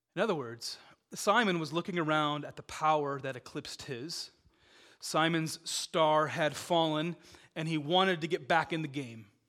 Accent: Dubuque, Iowa, United States; I grew up in Dubuque, Iowa.

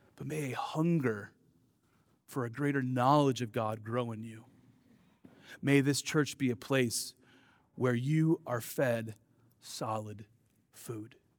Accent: Dubuque, Iowa, United States; I grew up in Dubuque, Iowa

